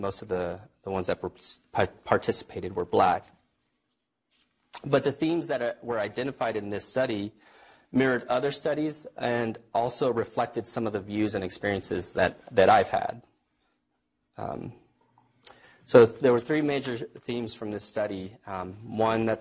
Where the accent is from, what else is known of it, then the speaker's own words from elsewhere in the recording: Texas, United States; moved away; I'm from Texas.